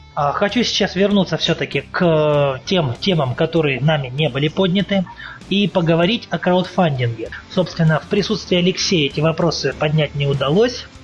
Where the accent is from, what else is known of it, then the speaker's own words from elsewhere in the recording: Russian Far East, Russia; Я сам с Дальнего Востока